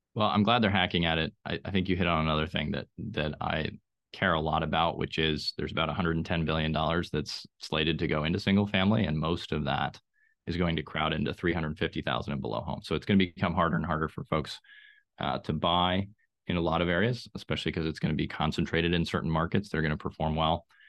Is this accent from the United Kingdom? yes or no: no; Austria; now in Raleigh-Durham, United States; I grew up in Austria, which has maybe the best public transportation on the planet